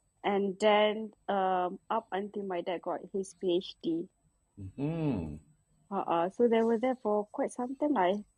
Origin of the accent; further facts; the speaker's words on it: Selangor, Malaysia; also born or lived in Sheffield, United Kingdom / Ipoh, Malaysia / Australia; after my parents got back from United Kingdom, we stayed in Ipoh for a little bit. Lepas tu Selangor.